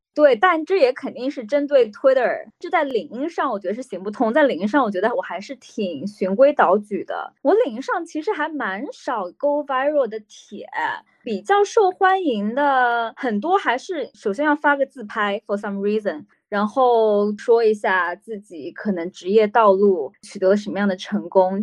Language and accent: Chinese; Jiangsu, China; moved away; 我们家在江苏算是一个小城市